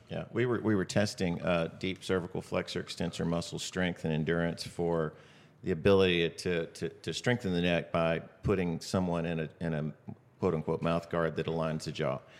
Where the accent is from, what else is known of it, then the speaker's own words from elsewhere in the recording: Austin, Texas, United States; I was from Austin